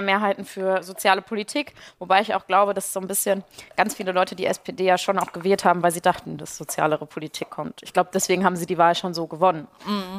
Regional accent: Ruhr area, North Rhine-Westphalia, Germany; ich komme aus dem Ruhrgebiet

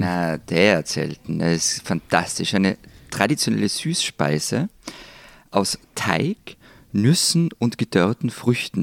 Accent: Tyrol, Austria; wir wären natürlich nicht in Tirol

